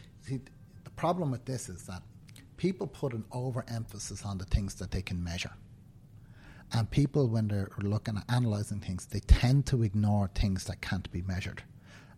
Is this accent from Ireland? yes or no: yes; Dublin, Leinster, Ireland; You can tell from my accent that I was born and live in Dublin